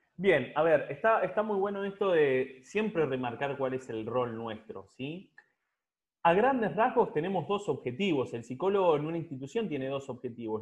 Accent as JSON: {"language": "Spanish", "region": "Santa Fe", "country": "Argentina", "said": "me recibí en la Universidad Católica de Santa Fe, de, ciudad de donde soy"}